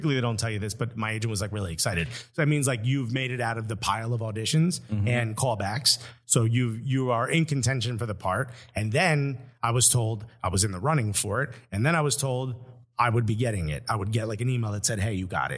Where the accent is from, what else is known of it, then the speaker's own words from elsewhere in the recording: Newark, New Jersey, United States; accent: Jersey; if you're looking for a Jersey accent, you got it